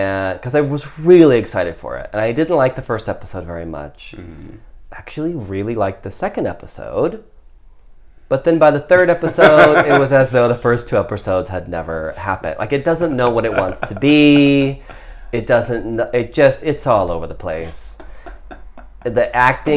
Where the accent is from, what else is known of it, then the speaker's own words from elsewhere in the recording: Midwest, United States; a white kid growing up in the Midwest